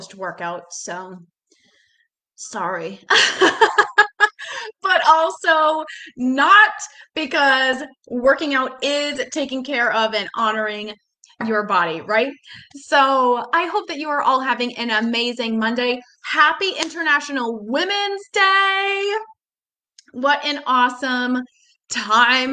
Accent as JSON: {"language": "English", "region": "Massachusetts", "country": "United States", "moved": "as an adult", "lives_now": "Charlotte, United States", "said": "I am originally from Massachusetts, and then I moved to Charlotte in 2014"}